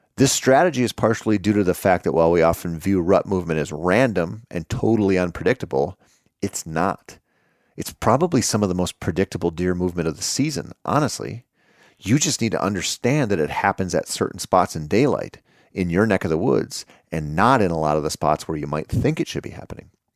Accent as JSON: {"language": "English", "region": "Minnesota", "country": "United States", "tie": "born or raised there", "said": "in my home state of Minnesota"}